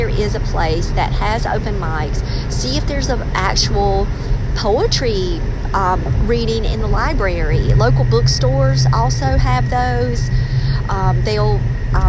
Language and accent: English; Maxton, North Carolina, United States; now in Raleigh, United States; I'm from Max, and we didn't have this kind of stuff back where I'm from